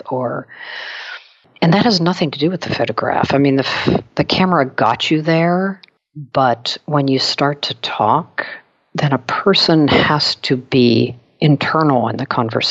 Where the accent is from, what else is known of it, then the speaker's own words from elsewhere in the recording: Pittsburgh, Pennsylvania, United States; my hometown of Pittsburgh